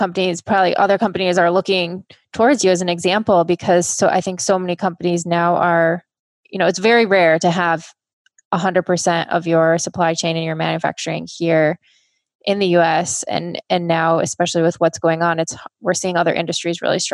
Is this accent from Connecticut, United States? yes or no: no; Michigan, United States; I grew up in Michigan